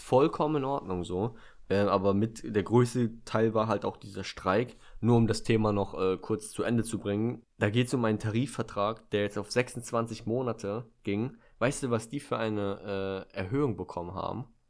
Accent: Germany; bei uns in Deutschland

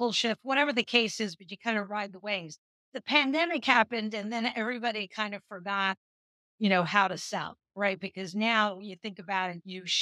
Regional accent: New York City, New York, United States; I grew up in, in New York City, Lower

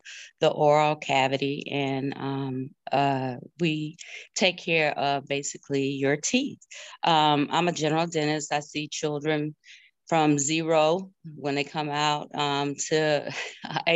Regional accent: Lancaster, South Carolina, United States; We're from Lancaster, South Carolina

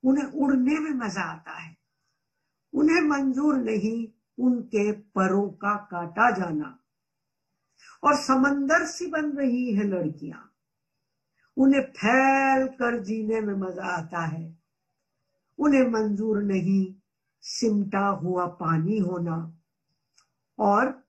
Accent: Punjab, India; मैं 1946 में पंजाब में पैदा हुई और करोड़ों बच्चों के जैसे गांवों के स्कूल में गई

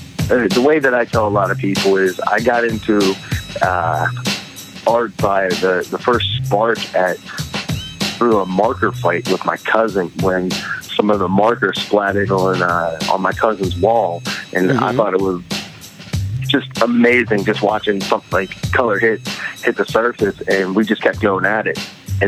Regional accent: Pittsburgh, Pennsylvania, United States; Pittsburgh, Pennsylvania.

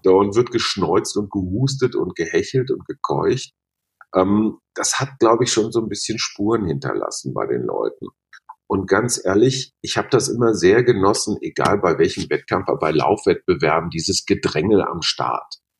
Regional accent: Münster, North Rhine-Westphalia, Germany; moved away as an adult; also born or lived in Munich; now in Berlin, Germany; als Münsteraner, als gebürtiger Westfale

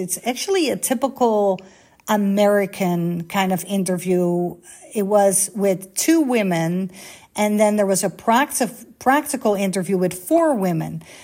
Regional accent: Netherlands; first language Dutch; English is a second language; moved away as an adult; also born or lived in Bahrain; born and raised in Holland, like 20 minutes from Amsterdam.

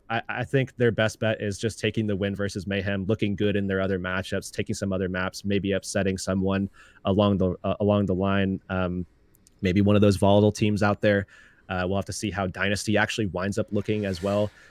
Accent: Tampa, Florida, United States; Growing up in Florida, uh, specifically the Tampa Bay area

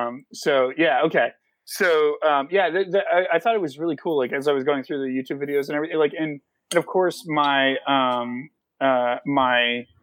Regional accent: Alaska, United States; also born or lived in Vermont; I grew up in Alaska and Vermont, both bordering states that oftentimes get confused with Canada.

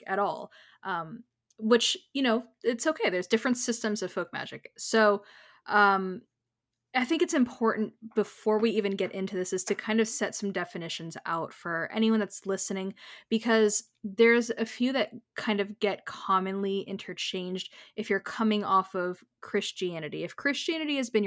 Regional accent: United States; also born or lived in Florida; we are both American and we are both in Florida

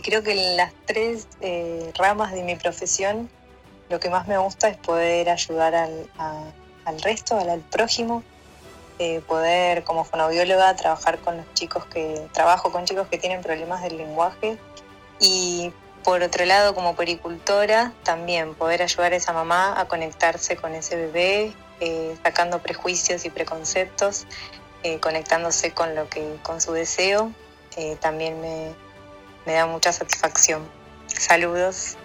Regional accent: Buenos Aires, Argentina; soy de Villa del Parque

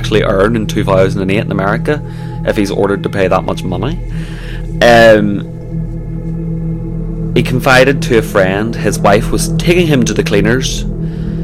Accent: Northern Ireland, United Kingdom; we're from Northern Ireland

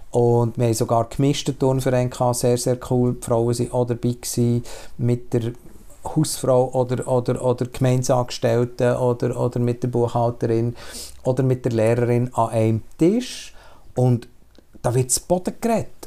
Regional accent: Switzerland; ich kenne die Schweiz in, in vielen Facetten. Schon rein, weil ich auf dem Land bin aufgewachsen und in die Stadt in die Schule gegangen

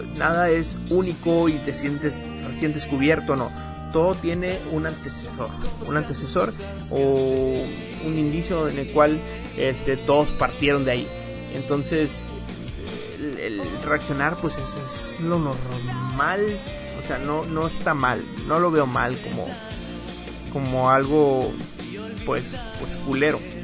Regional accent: Mexico; a mí también me interesa como mexicano

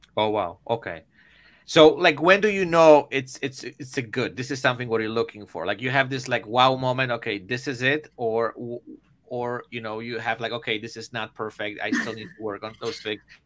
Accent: Poland; moved away; I'm originally from Poland.

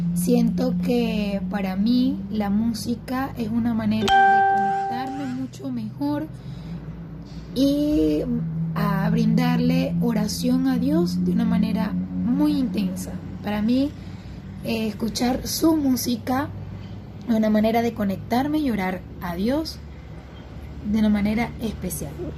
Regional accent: Venezuela; Soy venezolana

